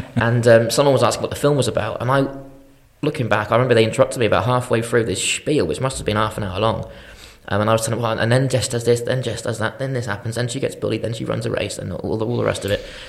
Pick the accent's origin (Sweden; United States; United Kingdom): United Kingdom; Shrewsbury, West Midlands; I'm from Shrewsbury originally, went to Shrewsbury College